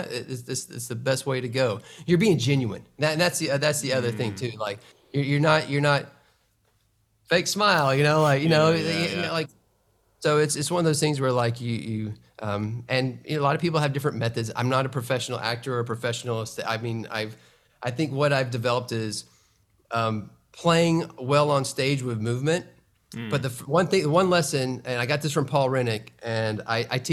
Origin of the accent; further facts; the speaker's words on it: Atlanta, Georgia, United States; my hometown in Atlanta